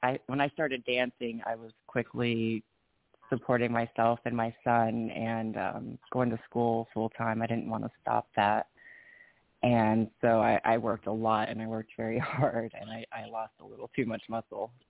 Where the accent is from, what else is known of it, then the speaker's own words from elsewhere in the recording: Vicenza, Veneto, Italy; I'm actually Italian, um, Italian American. I was born and raised in Italy, and uh, my dad was in the army.